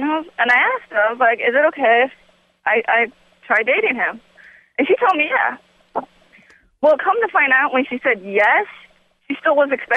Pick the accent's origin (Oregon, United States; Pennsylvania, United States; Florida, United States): Florida, United States; Citrus County; Born and raised in Citrus County, Florida.